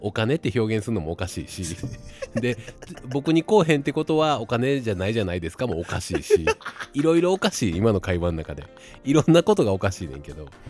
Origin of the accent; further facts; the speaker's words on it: Osaka, Japan; 僕ら大阪人やから